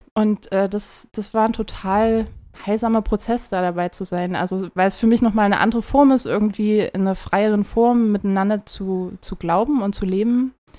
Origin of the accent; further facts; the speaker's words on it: near Zwickau, Saxony, Germany; ich komme aus der Nähe von Zwickau, also Ostdeutschland